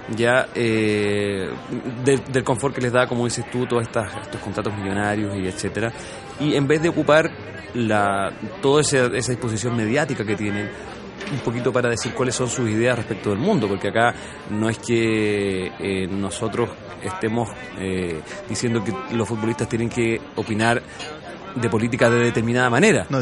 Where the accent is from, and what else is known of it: Chile